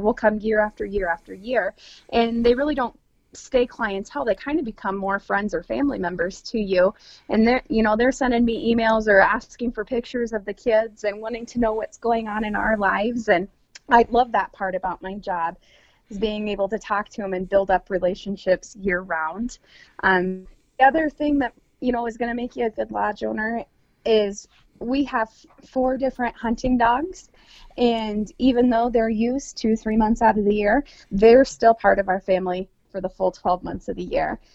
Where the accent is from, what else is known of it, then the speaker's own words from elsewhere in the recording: Midwest, United States; now in South Dakota, United States; being a Midwesterner